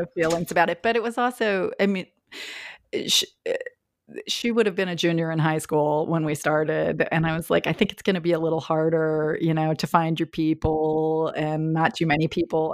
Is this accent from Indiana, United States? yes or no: yes; Indiana, United States; moved away; Growing up in Indiana